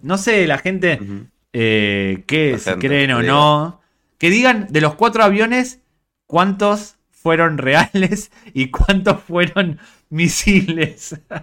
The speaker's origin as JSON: {"language": "Spanish", "region": "New York", "country": "United States", "also_born_or_lived": "Galicia", "said": "A mí como neoyorquino"}